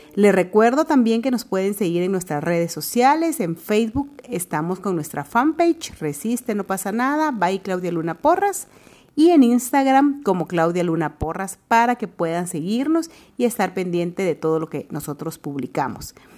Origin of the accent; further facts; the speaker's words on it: Guatemala; somos guatemaltecas, estamos en nuestro bello país